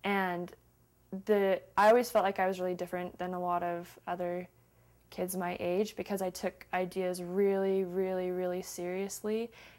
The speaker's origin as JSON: {"language": "English", "town": "Salt Lake City", "region": "Utah", "country": "United States", "said": "Salt Lake City, Utah."}